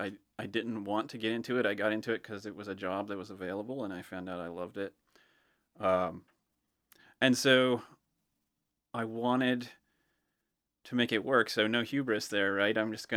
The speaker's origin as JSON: {"language": "English", "town": "Greenwood", "region": "Delaware", "country": "United States", "also_born_or_lived": "Ohio", "said": "I'm from Greenwood. I spent a number of years in Ohio, and then we moved back to Delaware in 2013."}